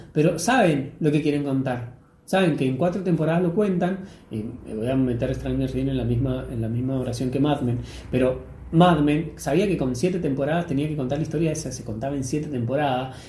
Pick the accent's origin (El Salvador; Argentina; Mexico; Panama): Argentina; ahora estamos en Argentina